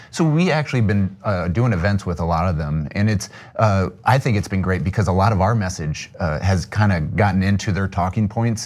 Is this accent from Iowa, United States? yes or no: yes; Sioux City, Iowa, United States; I grew up in Sioux City, Iowa, the largest city in the district